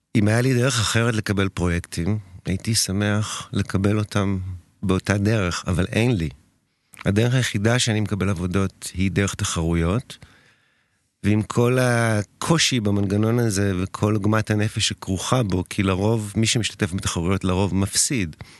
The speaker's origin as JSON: {"language": "Hebrew", "town": "Tel Aviv", "region": "Tel Aviv District", "country": "Israel", "tie": "born or raised there", "said": "אני תל אביבי במקור, אני מכיר את הבניין מלידה"}